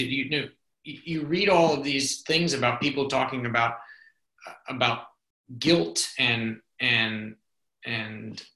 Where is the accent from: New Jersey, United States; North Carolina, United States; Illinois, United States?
North Carolina, United States; moved away; also born or lived in New Orleans; my time growing up in North Carolina